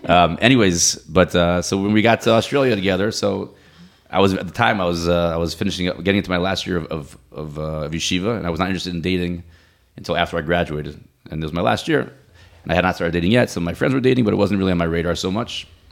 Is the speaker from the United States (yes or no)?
yes; Silver Spring, Maryland, United States; also born or lived in Boca Raton, Florida; now in Ramat Beit Shemesh, Israel; I grew up in Silver Spring, Maryland